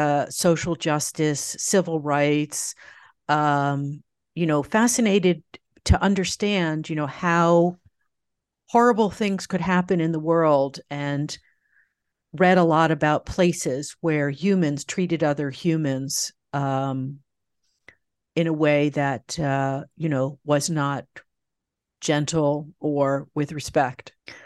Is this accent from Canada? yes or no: no; New York, United States; I mean, I grew up in I was born in New York City in the Village and grew up just outside New York, about 30 minutes north.